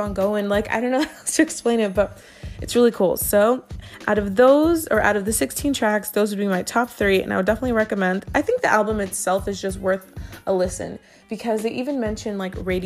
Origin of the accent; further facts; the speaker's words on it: Inland Empire, California, United States; I'm from the Inland Empire, and that's one of the area codes from around here.